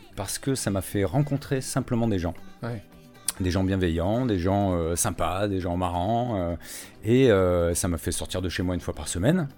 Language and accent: French; Istres, Provence-Alpes-Côte d'Azur, France; moved away as an adult; also born or lived in Cannes / Marseille / Paris; j'ai fait toute ma scolarité à Istres, hein, dans les Bouches-du-Rhône, euh, jusqu'au bac